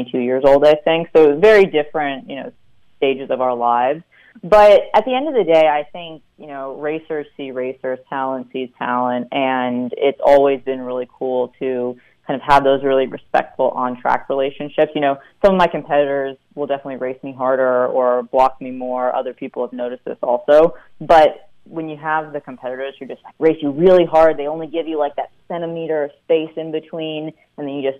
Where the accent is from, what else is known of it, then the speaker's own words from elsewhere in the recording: New York, United States; moved away as an adult; also born or lived in Stanford, California; Even though I'm from New York, I now can't do winter very well.